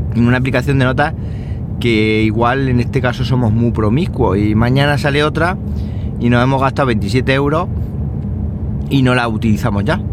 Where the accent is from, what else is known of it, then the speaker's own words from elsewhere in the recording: Andalusia, Spain; hoy es el día de Andalucía, el día de mi tierra